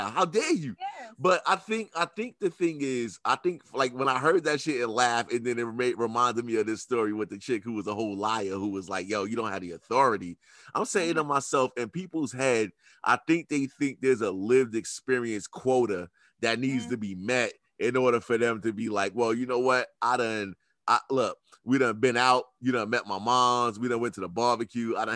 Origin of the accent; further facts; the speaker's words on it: New York, United States; I'm from New York. So like we are known for being whatever the fuck y'all think we are